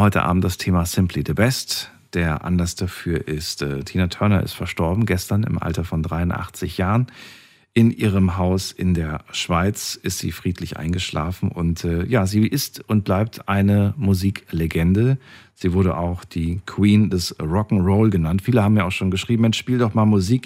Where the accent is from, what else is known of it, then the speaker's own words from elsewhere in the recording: Germany; hier bei uns in Deutschland